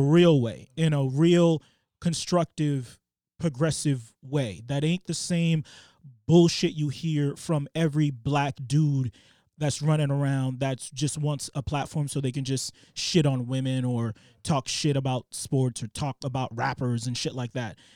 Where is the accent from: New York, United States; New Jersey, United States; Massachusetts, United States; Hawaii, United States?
Massachusetts, United States; Boston; growing up in Boston